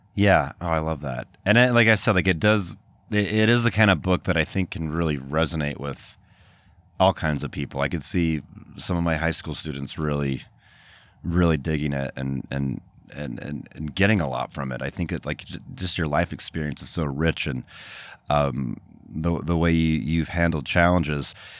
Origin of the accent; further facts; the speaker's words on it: Salt Lake City, Utah, United States; moved away as an adult; also born or lived in Boston; growing up in Utah